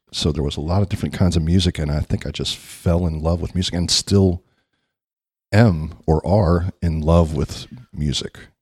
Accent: Baltimore, Maryland, United States; moved away as an adult; now in Florida, United States; I'm originally from the Baltimore, D C area

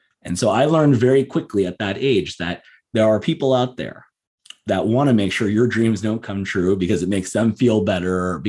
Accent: Southern California, United States; I grew up in Southern California

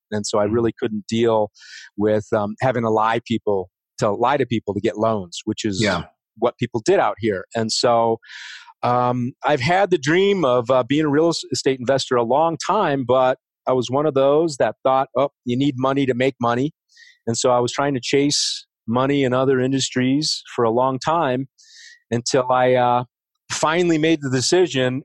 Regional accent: Oak Park, Illinois, United States; moved away as an adult; also born or lived in California; now in Denver, United States; I'm originally from Chicago, uh, west suburbs, Oak Park and uh, River Forest

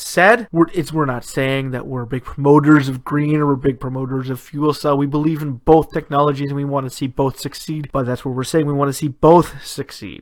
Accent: Canada; my home country of Canada

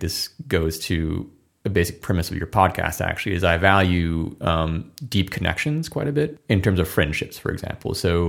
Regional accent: Midwest, United States; now in Los Angeles, United States; And two, we're both from the Midwest

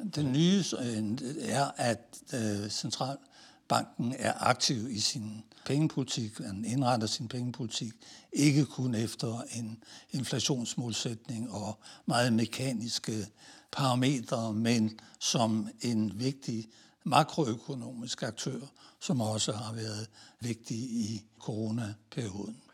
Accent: Denmark; moved away as an adult; also born or lived in Italy; meget som dansker

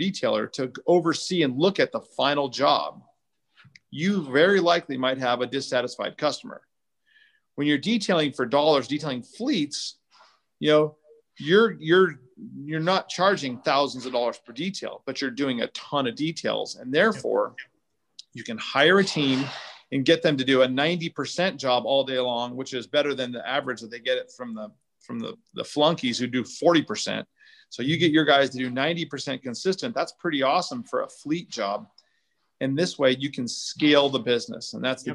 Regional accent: San Juan Capistrano, California, United States; also born or lived in Dana Point, California; I grew up in San Juan Capistrano and Dana Point, California

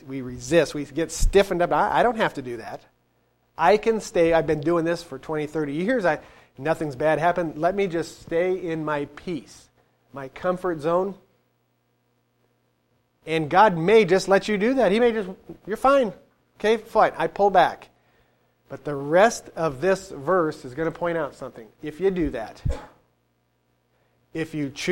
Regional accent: United States; Us as American citizens

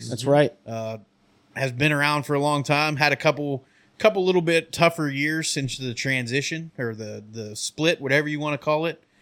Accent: Michigan, United States; I'm from Michigan

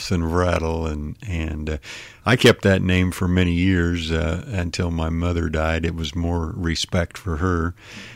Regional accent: Larned, Kansas, United States; I've been here all my life. My parents were born and raised in Larned, and so it's home.

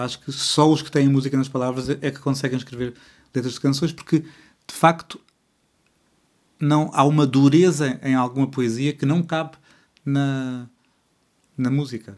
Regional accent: Portugal; eu sou bilíngue de português-português

